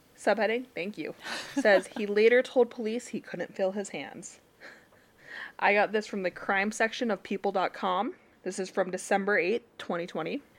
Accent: Utah, United States; I am from Utah

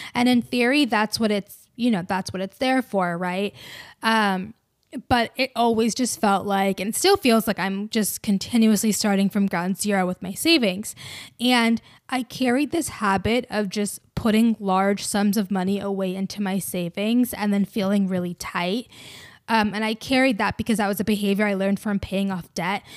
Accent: Georgia, United States; I'm from Georgia

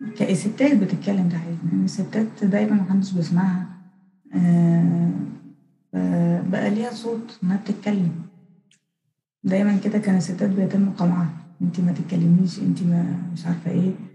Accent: Egypt; عندنا في الأقاليم

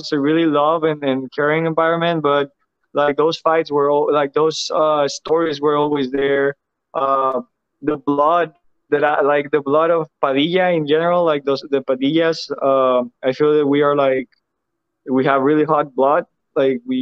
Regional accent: Mexico; moved away as an adult; now in United States; it's where I'm from. It's my country.

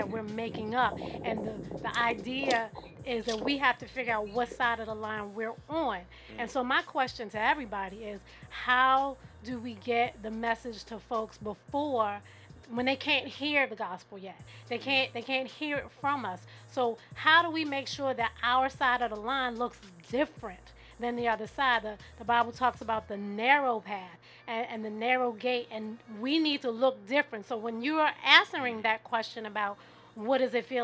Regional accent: Baltimore, Maryland, United States; now in Silver Spring, United States; I am from Baltimore City, born and raised. I'm out here in Silver Spring

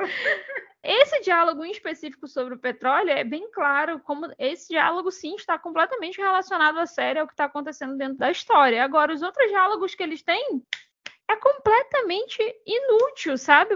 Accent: Brazil; como brasileiro

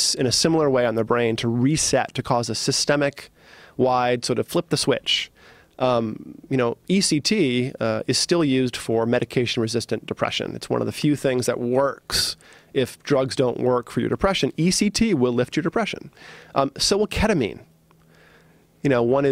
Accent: East Coast, United States; I grew up as like on the East Coast as a hard-nosed, you know, East Coaster

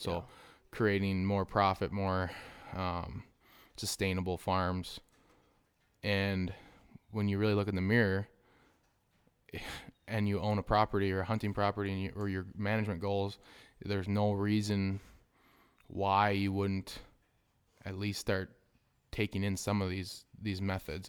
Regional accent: Southwest Wisconsin, United States; we're from Southwest, Southwest Wisconsin.

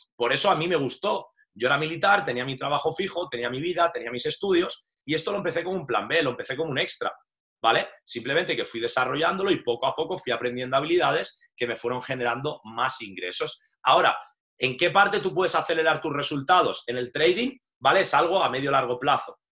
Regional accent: Valencia, Valencian Community, Spain; moved away as an adult; also born or lived in Madrid; soy de Valencia y nada, me fui destinado pues a Madrid, estuve más de 11 años

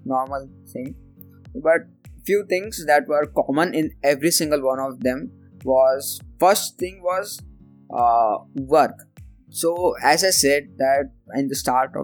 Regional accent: India; I am from India, and being in India

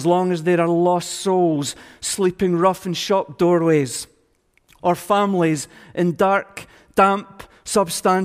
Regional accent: Scotland, United Kingdom; we Scots

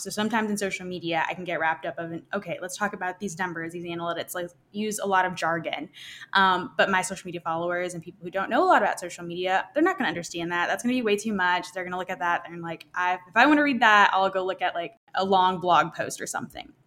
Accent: Arkansas, United States; moved away as an adult; now in Nashville, United States; I'm originally from Arkansas.

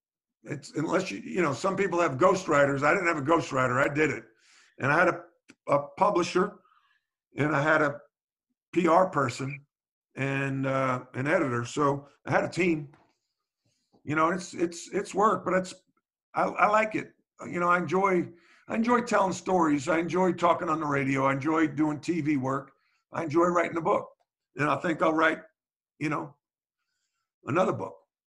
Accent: North Carolina, United States; stories about playing basketball growing up in North Carolina and a lot of the lessons I learned.

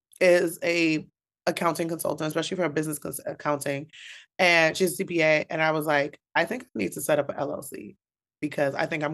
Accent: Bronx, New York, United States; I am a New York native, born and bred in the Bronx. Yes. I am first generation West Indian. My family came from Antigua.

